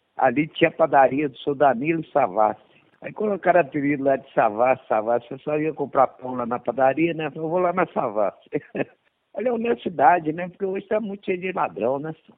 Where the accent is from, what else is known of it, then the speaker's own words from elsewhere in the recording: Belo Horizonte, Minas Gerais, Brazil; eu nasci aqui em Belo Horizonte, sou na divisa de Belo Horizonte com Sabará